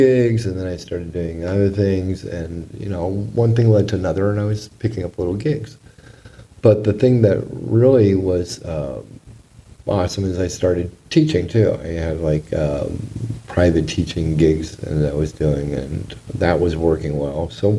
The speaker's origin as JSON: {"language": "English", "region": "Southern California", "country": "United States", "tie": "born or raised there", "also_born_or_lived": "Newport Beach, California", "said": "Because I grew up in Southern California"}